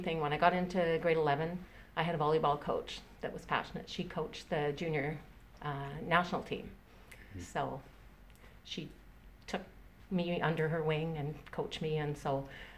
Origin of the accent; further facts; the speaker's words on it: Richmond, British Columbia, Canada; also born or lived in Scotland; I grew up in Richmond